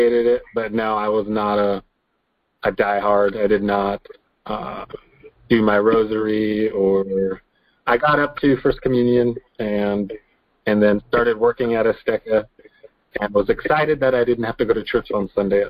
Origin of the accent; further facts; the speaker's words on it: Washington, United States; I was born in Washington, lived here my whole life